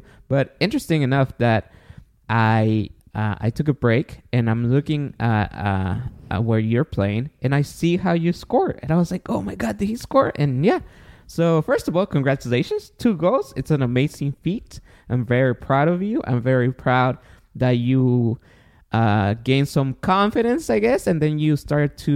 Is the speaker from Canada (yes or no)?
no; Guatemala; now in United States; I was born in Guatemala